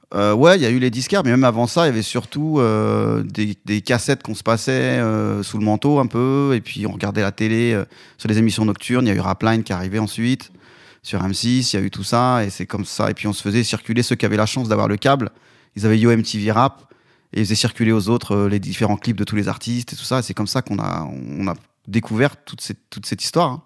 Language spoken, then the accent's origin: French; Vénissieux, Auvergne-Rhône-Alpes, France; also born or lived in Côte d'Ivoire; moi je viens de j'étais dans la banlieue lyonnaise à Vénissieux. On est parti euh, pendant mon adolescence faire quelques années en Côte d'Ivoire. Ensuite on est revenu toujours euh, en 89